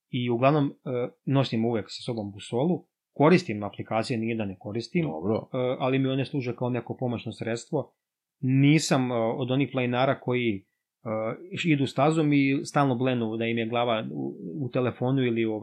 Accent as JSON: {"language": "Croatian", "country": "Serbia", "said": "kod nas u Srbiji"}